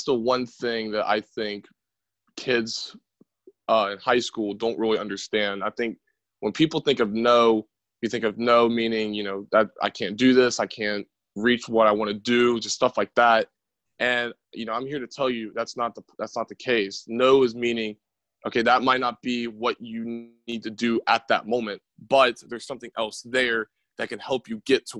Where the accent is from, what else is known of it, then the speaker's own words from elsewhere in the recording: Winfield, West Virginia, United States; I'm from Winfield